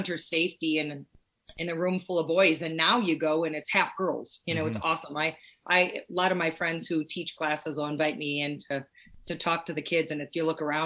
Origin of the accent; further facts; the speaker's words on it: southern Wisconsin, United States; now in Montana, United States; I'm from Wisconsin, southern Wisconsin. In fact, that's why I probably sound like you guys. But I grew up just 2 hours north of Chicago